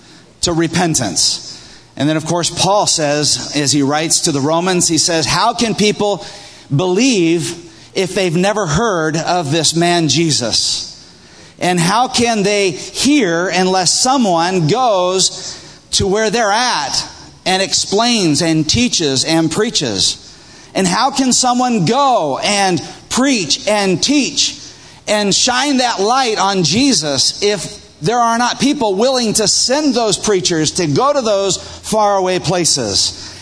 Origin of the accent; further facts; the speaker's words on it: Peru; one of the things that always happened when I was growing up in Peru was that I had a morning tradition.